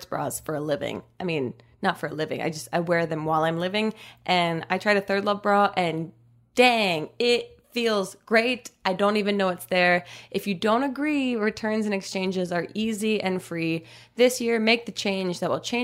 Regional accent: New Jersey, United States; We're both from New Jersey

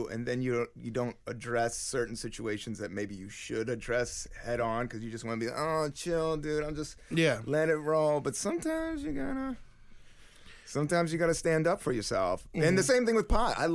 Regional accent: Washington, D.C. and then Virginia, United States; Washington, D.C. and then Virginia. So that's I could call like D.C. till I was 10, but then I lived in a small little rednecky town 4 hours down south in Appalachian Mountains, a town.

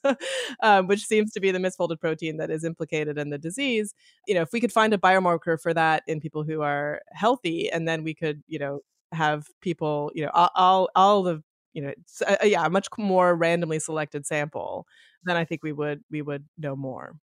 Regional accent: Canada; I grew up in Canada, football was, was not a part of the culture of mine growing up

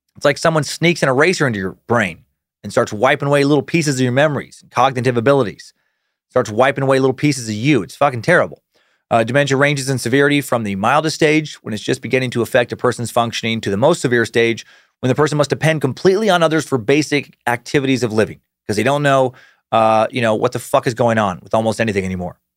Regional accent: Riggins, Idaho, United States; also born or lived in Anchorage, Alaska / Las Vegas, Nevada; I was born in Riggins, but I left so young I didn't have any friends I was returning to. Then I left Riggins to go to high school my freshman, sophomore year in Las Vegas

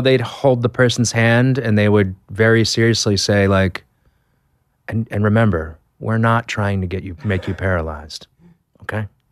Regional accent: Boston, Massachusetts, United States; I'm from Boston

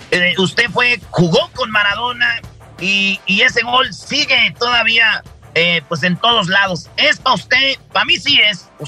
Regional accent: Mexico; como mexicanos tenemos esa tradición de la lucha libre, de los tacos. ¿Qué es lo que esté mal impresionado de nuestra cultura mexicana?

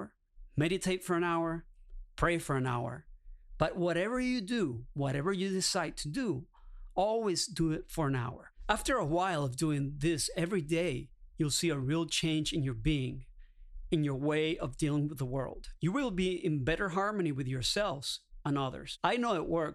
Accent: Caracas, Capital District, Venezuela; moved away; I'm originally from Caracas, Venezuela

